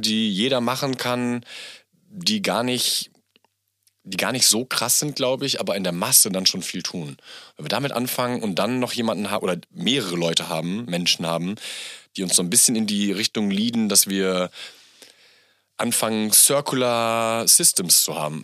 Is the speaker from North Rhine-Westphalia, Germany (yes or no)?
yes; Bielefeld, North Rhine-Westphalia, Germany; now in Berlin, Germany; Mein Papa kommt ähm, gebürtig aus Pakistan, bin natürlich in Bielefeld groß geworden